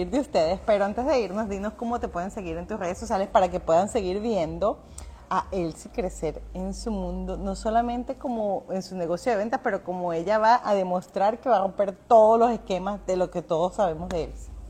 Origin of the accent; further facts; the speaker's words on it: Venezuela; También, sí, somos venezolanos.